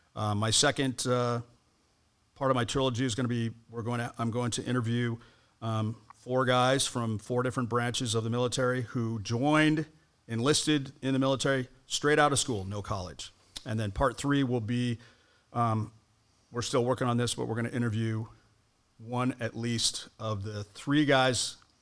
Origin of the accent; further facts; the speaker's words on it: Colorado Springs, Colorado, United States; moved away as an adult; now in Hawaii, United States; my hometown of Colorado Springs, Colorado is a very heavy military town